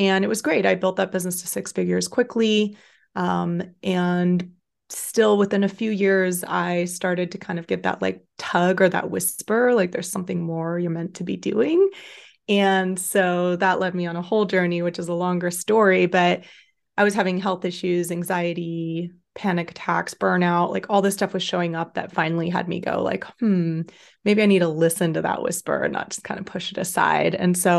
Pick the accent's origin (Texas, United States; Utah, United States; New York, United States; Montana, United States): Texas, United States; Austin; Yeah, so I'm 34, I'll be 35 this summer. I grew up in Austin, Texas mostly, but had kind of an unconventional upbringing.